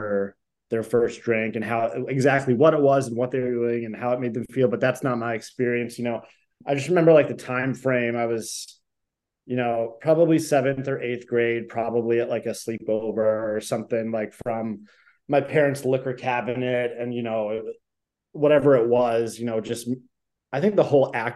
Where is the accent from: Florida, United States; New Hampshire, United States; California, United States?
New Hampshire, United States; moved away as an adult; also born or lived in Dorchester, Boston, Massachusetts; now in Boston, United States; I'm originally from New Hampshire. I've lived in Boston since 2014, mostly in Dorchester.